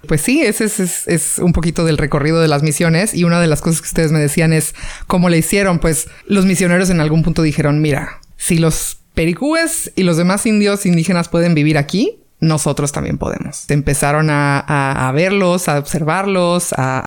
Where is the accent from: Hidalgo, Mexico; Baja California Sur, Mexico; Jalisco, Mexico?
Baja California Sur, Mexico; San José del Cabo; nací aquí en San José con las monjitas